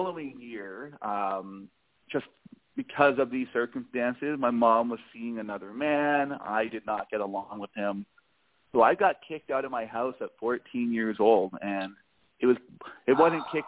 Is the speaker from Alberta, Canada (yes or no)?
no; Toronto, Ontario, Canada; I was born and raised in Toronto, Canada, a beautiful, amazing city.